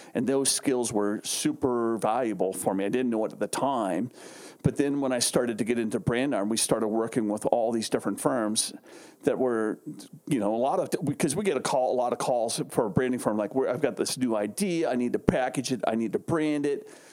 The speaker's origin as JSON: {"language": "English", "town": "Carlsbad", "region": "California", "country": "United States", "tie": "born or raised there", "also_born_or_lived": "Arizona", "said": "I grew up in San Diego, uh, actually Carlsbad to be exact"}